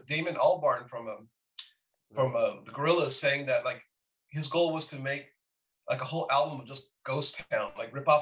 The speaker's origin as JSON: {"language": "English", "town": "Los Angeles", "region": "California", "country": "United States", "tie": "born or raised there", "said": "growing up in East"}